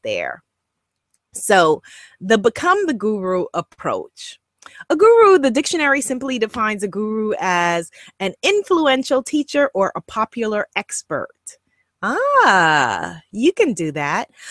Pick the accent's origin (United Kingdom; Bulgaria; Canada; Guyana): Guyana; accent: Guyanese English; first language Guyanese English; my first language was Guyanese English